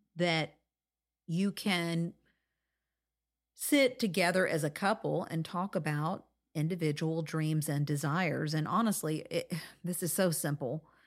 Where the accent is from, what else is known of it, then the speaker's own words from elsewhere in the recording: Florida, United States; I grew up in Florida